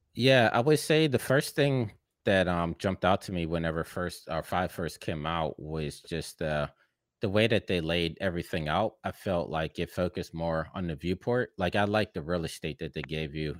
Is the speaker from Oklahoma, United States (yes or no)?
no; Pittsburgh, Pennsylvania, United States; moved away as an adult; now in Los Angeles, United States; I'm from Pittsburgh, you know, in the Midwest of the United States